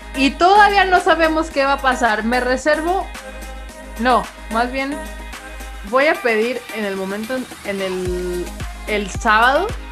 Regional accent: northern Mexico, Mexico; siendo norteña

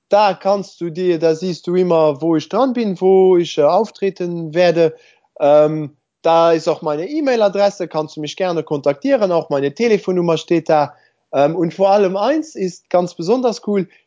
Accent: Luxembourg; also ich bin ja Luxemburger, ich glaube, ich habe das noch nicht erwähnt.

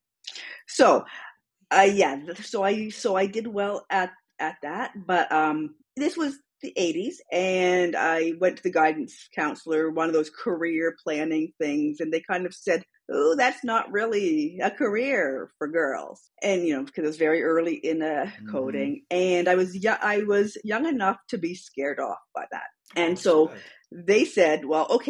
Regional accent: London, Ontario, Canada; also born or lived in Sudbury, Ontario; they moved to London, Ontario

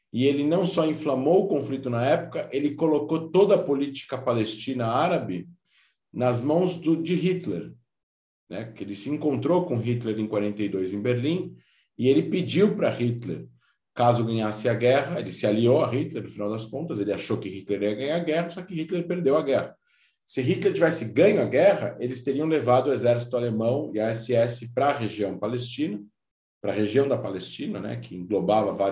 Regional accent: Israel; e não é porque eu sou israelense, que existem mais vilões.

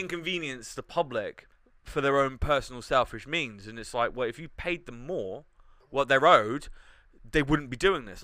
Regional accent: United Kingdom; being British

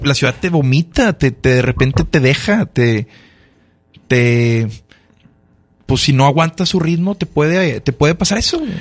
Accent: Monterrey, Nuevo León, Mexico; soy regio

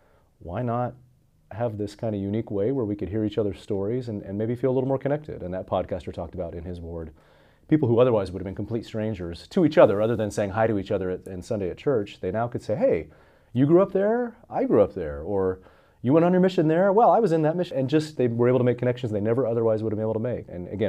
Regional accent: Oakley, Utah, United States; I grew up in Oakley, Utah, Zion, we call it there. It's a beautiful little kind of farm town, bedroom community about 45 minutes southeast of Salt Lake City. So up in the mountains, kind of by Heber City, Park City.

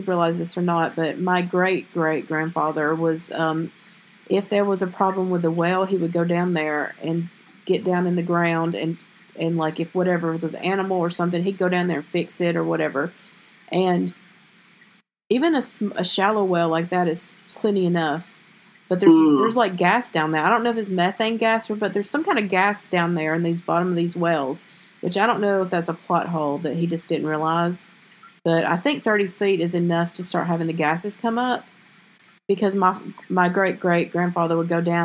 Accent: the South, United States; I'm from the South

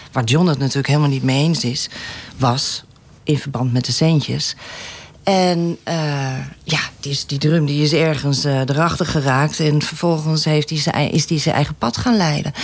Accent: Amstelveen, North Holland, Netherlands; now in Laren, Netherlands

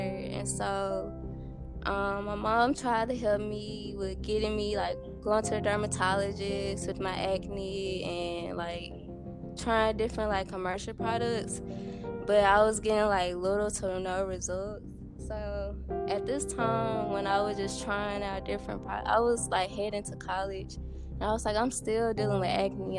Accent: Dumas, Arkansas, United States; I was born and raised in Dumas, Arkansas

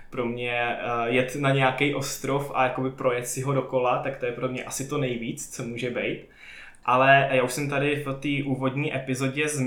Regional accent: Bohemia, Czechia; pocházím z Čech, kde nemáme

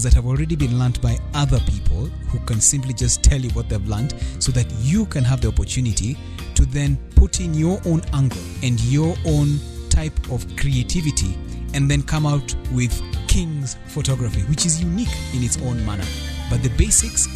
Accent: Nairobi, Kenya; I hail from Nairobi, and the country is Kenya.

